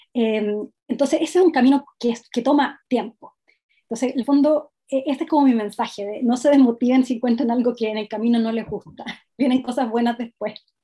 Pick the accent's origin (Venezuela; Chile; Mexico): Chile; Los Ángeles, Biobío; moved away as an adult; also born or lived in Temuco / London; yo soy de la ciudad de Los Ángeles, que está una, ciudad muy cerca de Temuco